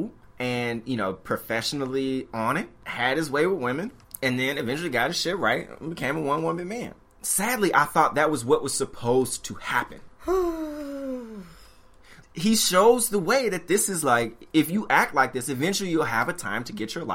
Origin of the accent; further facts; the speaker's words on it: Memphis, Tennessee, United States; moved away as an adult; also born or lived in Washington, D.C.; growing up in Memphis, Tennessee, I hadn't heard the word feminism until maybe I got to Howard.